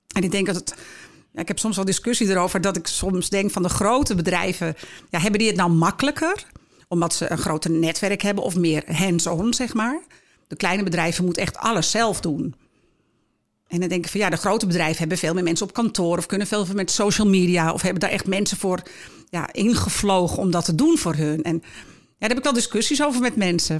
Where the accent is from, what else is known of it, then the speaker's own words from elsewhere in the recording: Heiloo, North Holland, Netherlands; also born or lived in Schoorl; now in Alkmaar, Netherlands; geboren in Schorel en opgegroeid in Heiloo ja, en gelukkig al heel lang in Alkmaar wonend